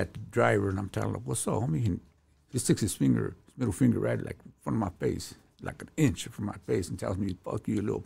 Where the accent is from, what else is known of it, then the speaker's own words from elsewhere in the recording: Los Angeles, California, United States; I'm from Lincoln Heights